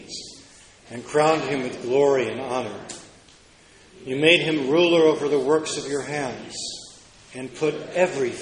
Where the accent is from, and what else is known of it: United States